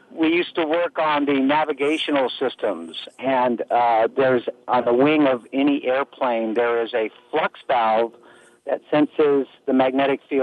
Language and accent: English; Bay Area, California, United States; I was born and raised in California here in the Bay Area. Silicon Valley is sort of my hometown south of us